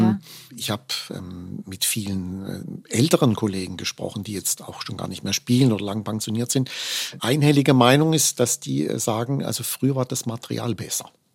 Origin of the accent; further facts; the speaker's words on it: Offenburg, Baden-Württemberg, Germany; in meiner Heimatstadt Offenburg an der Musikschule